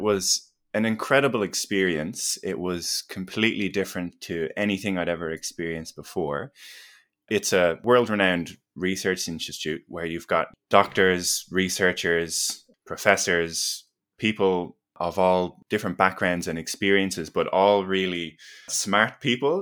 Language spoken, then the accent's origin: English; Ireland; accent: Irish; moved away as an adult; also born or lived in Melbourne, Australia; now in Australia; I grew up in Ireland and did my undergraduate in exercise